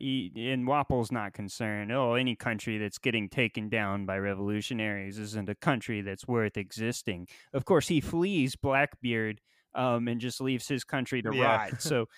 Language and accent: English; Florida, United States; Yeah, I'm from Florida.